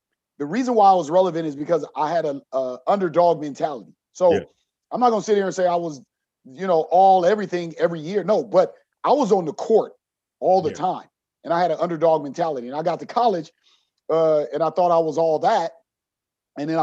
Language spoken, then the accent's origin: English; Los Angeles, California, United States; I grew up in South Central